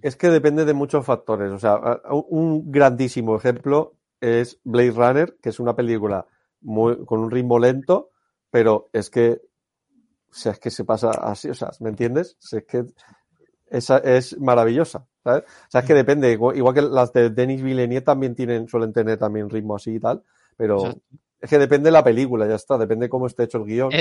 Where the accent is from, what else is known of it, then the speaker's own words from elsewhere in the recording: Alicante, Valencian Community, Spain; Yo soy de Alicante.